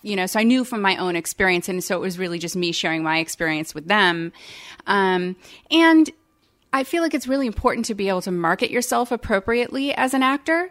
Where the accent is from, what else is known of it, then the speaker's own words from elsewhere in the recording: Palo Alto, California, United States; now in Savannah, United States; I was born and raised in Palo Alto, California